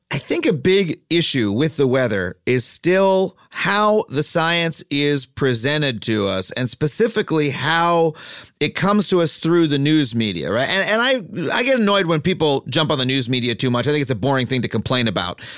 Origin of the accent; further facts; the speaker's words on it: Long Island, New York, United States; I grew up on Long Island